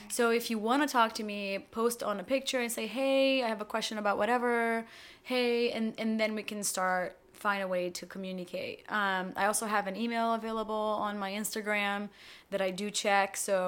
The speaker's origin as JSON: {"language": "English", "country": "Brazil", "tie": "born or raised there", "moved": "yes", "lives_now": "United States", "said": "we growing up in Brazil before the internet, everything came to us about 10 years later."}